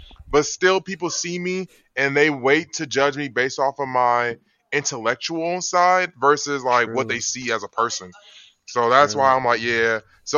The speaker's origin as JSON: {"language": "English", "town": "Atlanta", "region": "Georgia", "country": "United States", "moved": "yes", "said": "I'm from Atlanta, Georgia."}